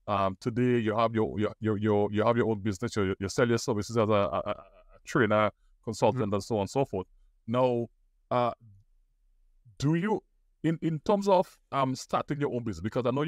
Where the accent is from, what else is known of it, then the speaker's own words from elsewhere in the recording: Grenada; a fellow Caribbean man like myself from Trinidad and Tobago. I'm from Grenada, so we're very close by.